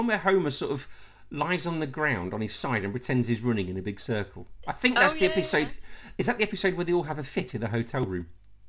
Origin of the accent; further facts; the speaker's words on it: Leicester, East Midlands, United Kingdom; that was the exact same time I was growing up in Leicester.